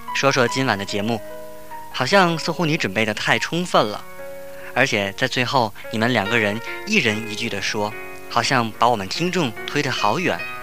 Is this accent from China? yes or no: yes; Tianjin, China; 我也是天津人